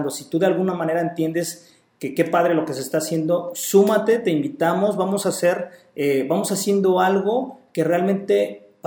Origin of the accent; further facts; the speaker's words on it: Puebla, Mexico; now in Puerto Vallarta, Mexico; yo soy de Puebla, no soy de aquí de Vallarta, sin embargo, el tema del calor pues no me, no me conflictúa tanto, ya me acostumbré y me gusta.